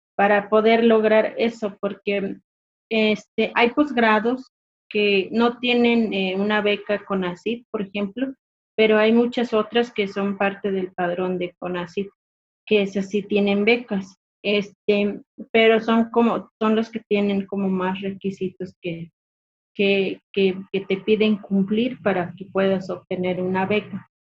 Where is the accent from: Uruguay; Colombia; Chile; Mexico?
Mexico; Mezquital, Durango; soy del municipio del Mezquital, está ubicado al sur del estado de Durango. Soy hablante de la lengua Odam